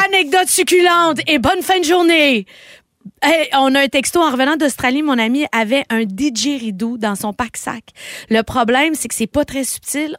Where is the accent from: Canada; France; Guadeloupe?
Canada; Quebec; Je me considère comme une Québécoise